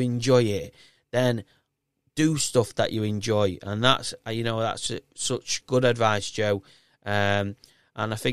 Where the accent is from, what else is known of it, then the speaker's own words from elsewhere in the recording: Yorkshire and the Humber, United Kingdom; accent: thick Yorkshire; I have a really thick Yorkshire accent